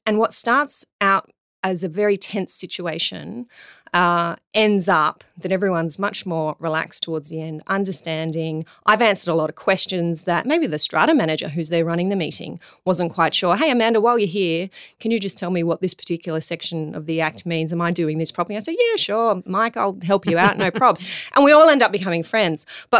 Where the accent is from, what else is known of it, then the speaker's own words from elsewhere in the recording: Darlinghurst, New South Wales, Australia; Where are you from? To which I say Darlinghurst.